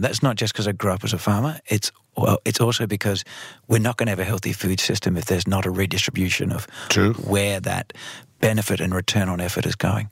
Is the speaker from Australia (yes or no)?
yes; Australia; now in Netherlands; Australia, my home country